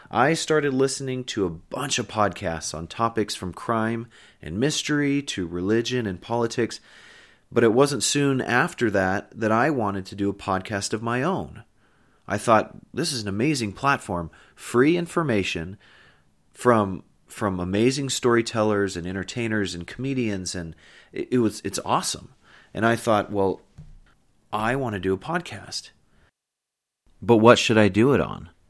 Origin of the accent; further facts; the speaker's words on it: Pleasant Grove, Utah, United States; also born or lived in San Diego, California; I was born in San Diego, California, at Camp Pendleton, and I moved several times growing up, bouncing between northern Utah and California, so I'm kind of a western boy. My family eventually settled in Pleasant Grove, Utah